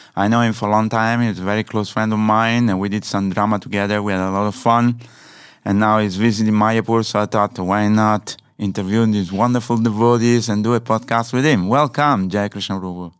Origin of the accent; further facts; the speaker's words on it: Italy; I'm from Italy.